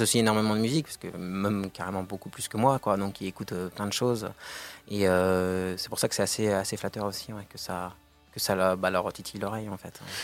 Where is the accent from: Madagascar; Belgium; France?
France; Lannion, Brittany; moved away; also born or lived in Paris; je suis originaire de Lannion, euh, dans les Côtes d'Armor